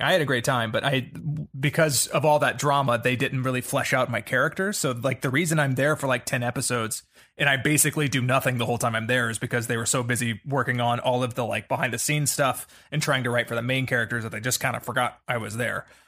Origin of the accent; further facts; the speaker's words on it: the South, United States; I grew up in the South